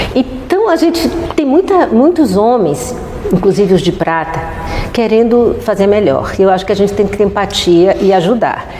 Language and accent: Portuguese; Bahia, Brazil; Eu sou baiana